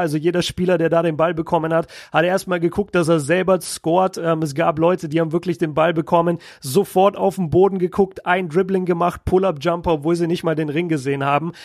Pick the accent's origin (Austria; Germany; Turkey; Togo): Germany; aus Deutschland